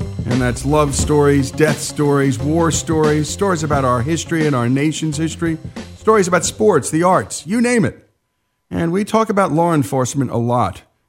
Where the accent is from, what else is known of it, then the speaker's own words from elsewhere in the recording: New Jersey, United States; this Jersey boy